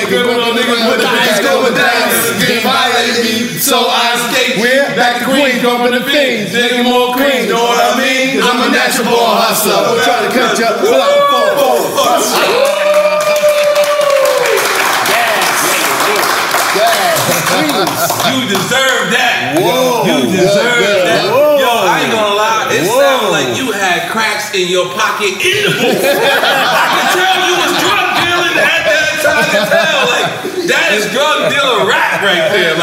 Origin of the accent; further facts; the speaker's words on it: New York City, New York, United States; I'm from Left Rack. I'm proud to be from where I'm from